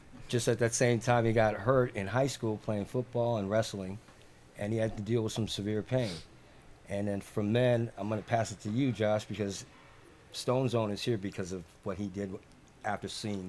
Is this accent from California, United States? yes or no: yes; San Fernando Valley, California, United States; also born or lived in Philippines; I'm from the San Fernando Valley. I was born in the Philippine Islands when my dad was in the Air Force. Came here, settled on the West Coast.